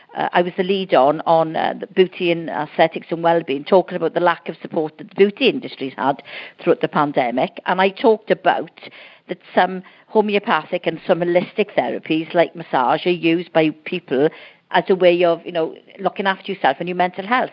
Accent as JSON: {"language": "English", "region": "Wales", "country": "United Kingdom", "said": "I'm Welsh"}